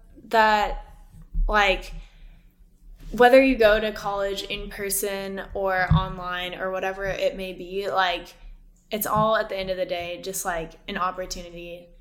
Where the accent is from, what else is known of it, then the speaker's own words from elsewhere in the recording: Austin, Texas, United States; I feel like I went to a very quote unquote safe school because I'm literally from Austin. My parents live 20 minutes away from me.